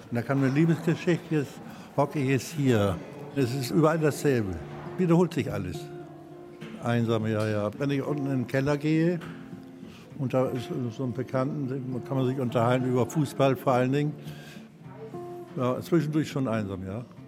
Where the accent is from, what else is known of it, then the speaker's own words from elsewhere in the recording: Bremen, Germany; also born or lived in Hamburg; now in Munich, Germany; Gebürtiger Bremer, dann nach Hamburg